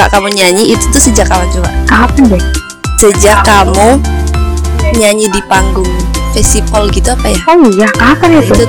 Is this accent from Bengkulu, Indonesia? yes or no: yes; Kepahiang, Bengkulu, Indonesia; born there; oh lahirnya di Kupayang emang lahir di sana